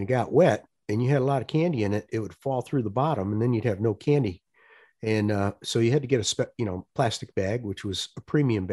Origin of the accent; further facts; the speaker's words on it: Parma, Ohio, United States; in Cleveland, Ohio, where I grew up in Parma